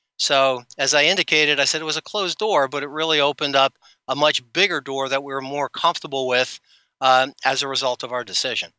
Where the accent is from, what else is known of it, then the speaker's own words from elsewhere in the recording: New Jersey, United States; I grew up in New Jersey